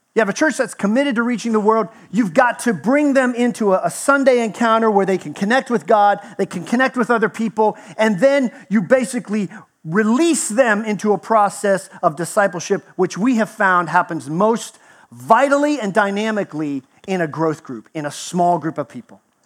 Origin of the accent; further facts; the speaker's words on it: Texas, United States; moved away; I grew up in Texas, spent 20, year 20 years there, so I almost made native status.